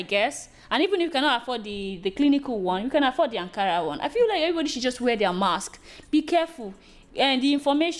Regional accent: Nigeria; being a Nigerian? I feel blessed

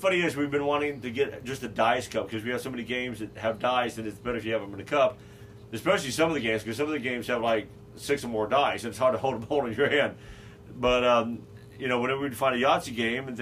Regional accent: Carbondale, Illinois, United States; Carbondale, Illinois, my hometown. I was born there.

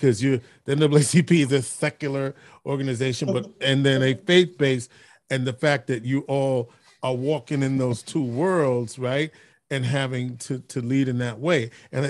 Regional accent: New York City, New York, United States; now in Syracuse, United States; my hometown, the Boogie Down, Bronx

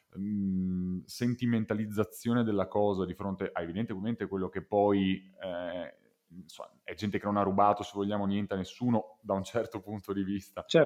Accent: Veneto, Italy; noi siamo veneti

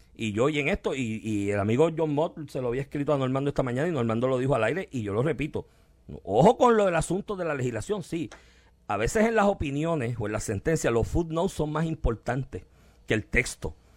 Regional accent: Puerto Rico; del cual somos colonia, porque somos colonia de Estados Unidos

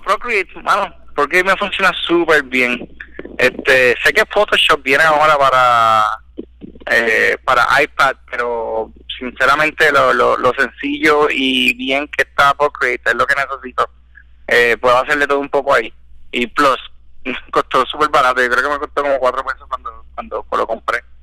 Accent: Puerto Rico; nací en Puerto Rico y estudié

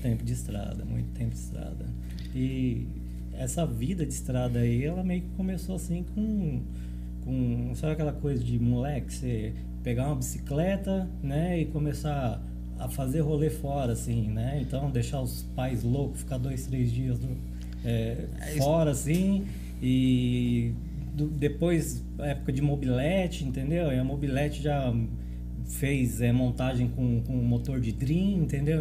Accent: São Paulo, Brazil; moved away as an adult; also born or lived in Goiânia, Brazil / Rio Quente, Brazil; now in Caldas Novas, Brazil; Eu sou de São Paulo, né? São Paulo capital

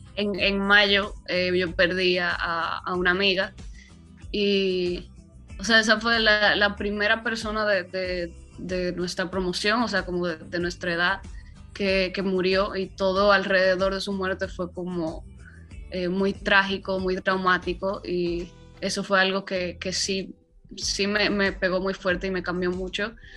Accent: Dominican Republic; lo que se escucha en mi tierra

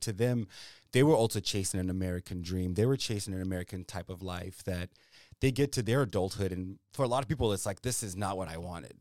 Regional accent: Zimbabwe; now in Virginia, United States; I'm a guy from Zimbabwe

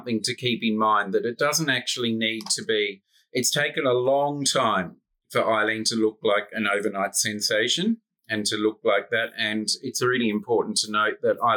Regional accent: Australia; accent: Australian; It's my Australian accent

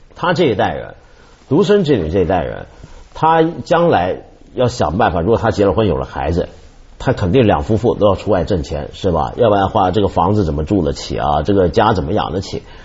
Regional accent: Shunde, Guangdong, China; now in Beijing, China; 我老家嘛，顺德

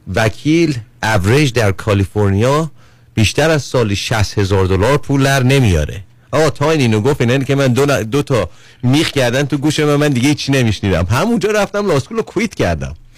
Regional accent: Iran; moved away as an adult; من دارم به عنوان یک ایرانی که الان دو سال اینجا هستم 16 هم بودی تو ایران بودم

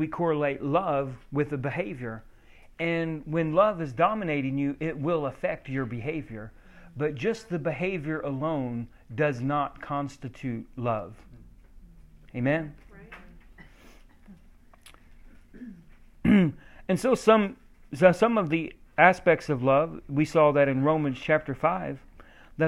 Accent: Oklahoma, United States; I'm from Oklahoma, we drink a lot of sweet tea

